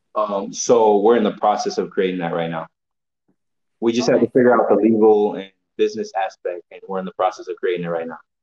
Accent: Illinois, United States; I'm 21 from Illinois originally

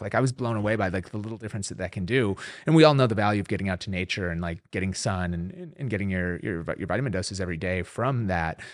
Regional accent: Minneapolis, Minnesota, United States; moved away; growing up in Minneapolis

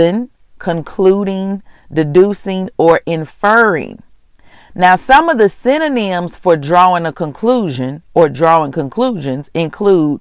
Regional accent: Mississippi, United States; moved away as an adult; also born or lived in Houston, Texas; I'm from Mississippi, but I was living in Houston for about 17 years. I moved back

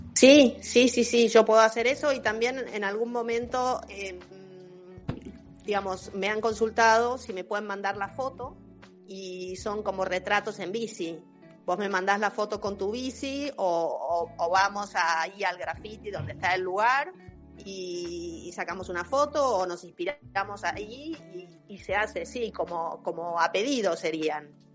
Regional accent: Tandil, Buenos Aires Province, Argentina; moved away as an adult; yo soy de Tandil, em, me vine a vivir hace 30 años acá, pero cuando era chiquita empecé a andar en Tandil

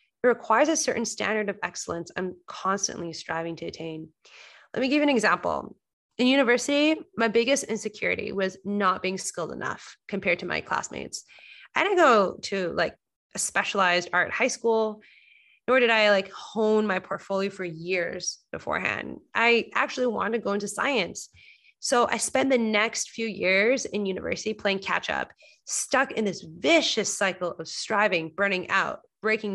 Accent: Coquitlam, British Columbia, Canada; moved away as an adult; now in Toronto, Canada; I'm currently speaking from my hometown, Coquitlam, Vancouver

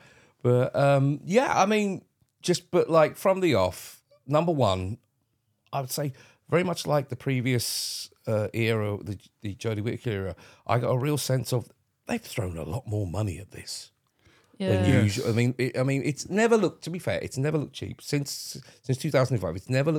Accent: St Albans, East of England, United Kingdom; from my hometown, by the way, folks. St. Albans, represent.

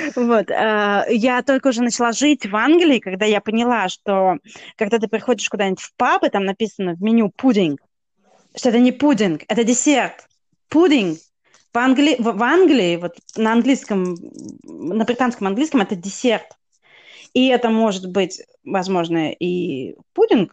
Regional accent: Russia; я из России

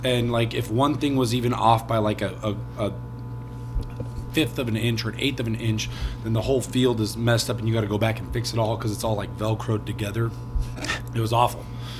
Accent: California, United States; moved away; I grew up in California, and he was actually from where I was from.

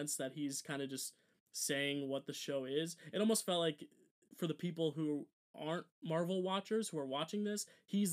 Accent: New Jersey, United States; we're from Jersey

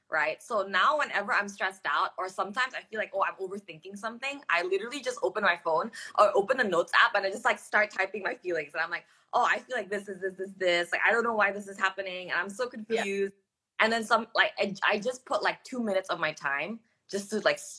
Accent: Singapore; also born or lived in Australia / United States; now in Jakarta, Indonesia; I grew up overseas. I grew up in Singapore and in Australia, and I went to school in the U.S. And you know, um, Jakarta is the longest city I've lived in, right?

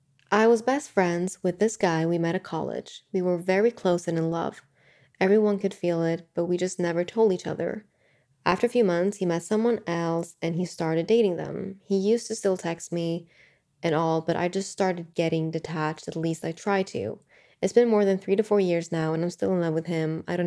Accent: Sweden; moved away as an adult; So I know that when I was in my early 20s, I moved from Sweden to the US. And it was uncertain for me because I could have just gotten a job here in Sweden

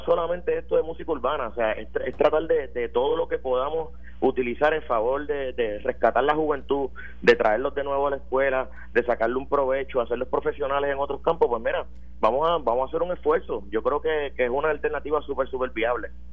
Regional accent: Puerto Rico; yo soy puertorriqueño

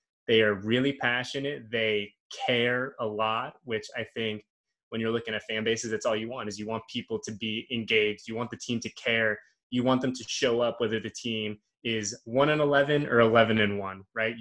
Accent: the Bay Area, California, United States; moved away; I'm from the Bay Area. Well, I'm from about 45 minutes north of Oakland. So my parents still live there, so that was home for me

